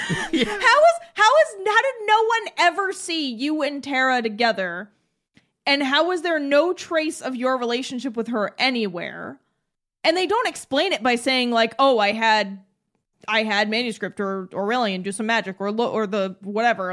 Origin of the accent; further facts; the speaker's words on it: New England, United States; We're from New England.